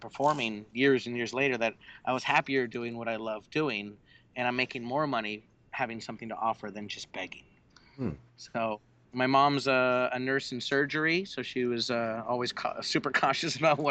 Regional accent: San Diego, California, United States; also born or lived in Eureka, California / San Francisco, California / New Orleans, Louisiana; I was born in Eureka, Humboldt, grew up in San Diego like 13 years of my life

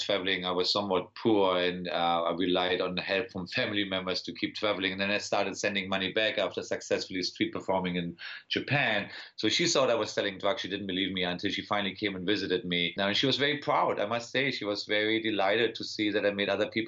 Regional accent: Berlin, Germany; accent: German; English is a second language; also born or lived in Wiesbaden; now in United States; I was born in Wiesbaden, but then I grew up in Berlin

